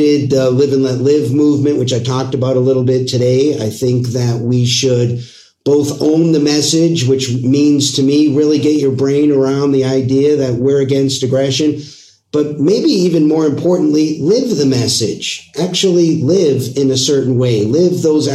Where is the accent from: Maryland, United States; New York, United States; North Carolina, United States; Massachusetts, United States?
Massachusetts, United States; Boston; also born or lived in Los Angeles; now in Arizona, United States; I'm originally from Boston